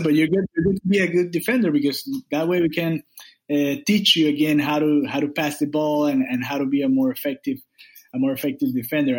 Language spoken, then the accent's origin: English; Miami, Florida, United States; I'm from Miami in South Florida.